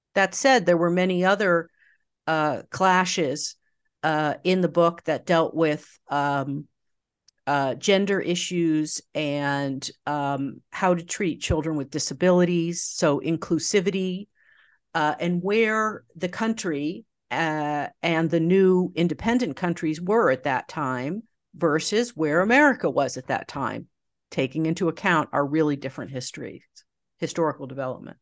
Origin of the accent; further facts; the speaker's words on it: just outside New York, United States; grew up just outside New York, about, uh, thirty minutes north